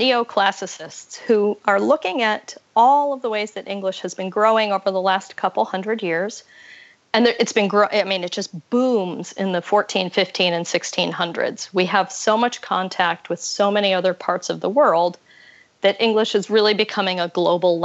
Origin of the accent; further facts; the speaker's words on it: Colorado, United States; I'm from Colorado and I have lots of family in Texas